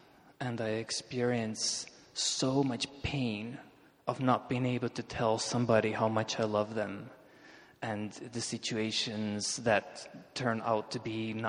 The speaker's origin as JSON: {"language": "English", "country": "Russia", "tie": "born or raised there", "said": "And one thing you have to understand is I grew up in Soviet Russia."}